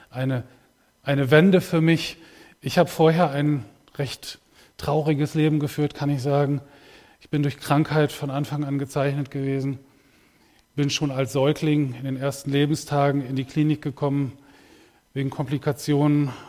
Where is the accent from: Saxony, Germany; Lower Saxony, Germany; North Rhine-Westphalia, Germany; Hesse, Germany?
North Rhine-Westphalia, Germany; Ibbenbüren; ich komme aus Ibbenbüren.